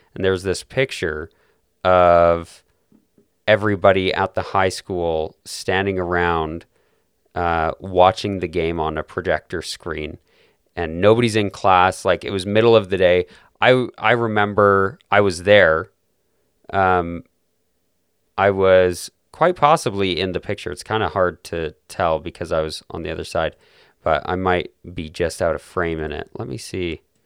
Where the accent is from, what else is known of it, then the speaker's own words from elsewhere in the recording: Calgary, Alberta, Canada; my hometown, which of course is Calgary, beautiful city in southern Alberta